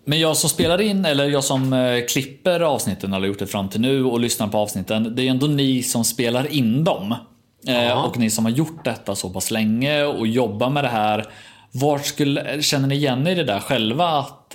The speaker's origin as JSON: {"language": "Swedish", "town": "Norrköping", "region": "Östergötland", "country": "Sweden", "accent": "Östergötland dialect", "said": "jag är ju hemma i Norrköping annars. Jag klipper ju från Östergötland om det går att dölja den dialekten"}